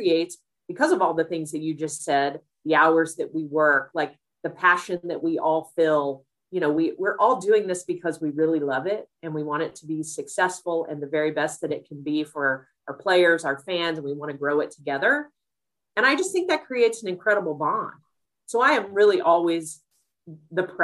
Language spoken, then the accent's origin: English; Missouri, United States; moved away as an adult; also born or lived in Connecticut; my home state, in a city that I love